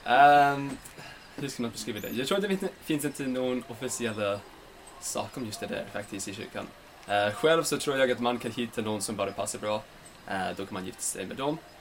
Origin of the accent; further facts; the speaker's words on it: Layton, Utah, United States; Swedish is a second language; moved away as an adult; now in Sweden; Jag kommer ifrån uh, Layton, Utah i USA